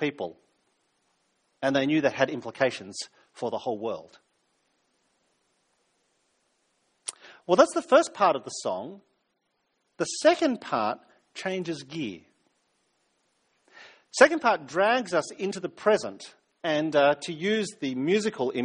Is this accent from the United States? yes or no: no; New South Wales, Australia; now in South Australia, Australia; I'm from New South Wales originally